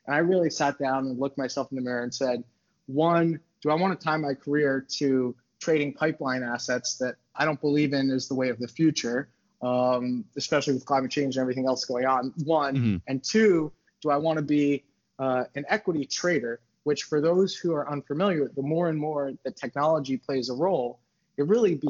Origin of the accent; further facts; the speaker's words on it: New York City, New York, United States; I'm from New York City. So I grew up in the city